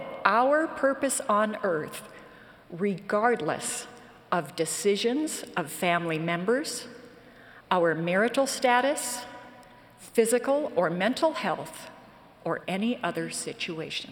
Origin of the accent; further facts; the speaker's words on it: Western New York, United States; I grew up in Western New York and attended a small branch of the church about 20 miles from our home